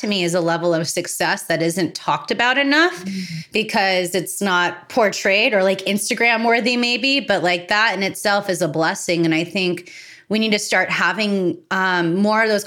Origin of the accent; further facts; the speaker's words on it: United States; I always saw myself as an Italian living in America.